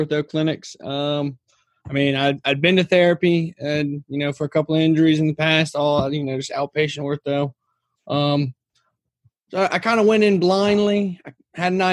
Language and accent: English; Lafayette, Louisiana, United States; I'm from Lafayette, Louisiana, home of the Brave.